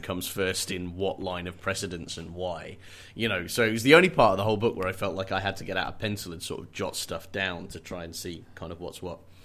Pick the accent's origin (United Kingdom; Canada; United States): United Kingdom; as a Brit